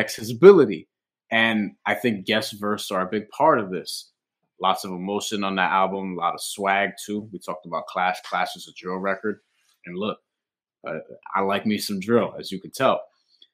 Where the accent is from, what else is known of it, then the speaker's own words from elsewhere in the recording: New York City, New York, United States; as a New Yorker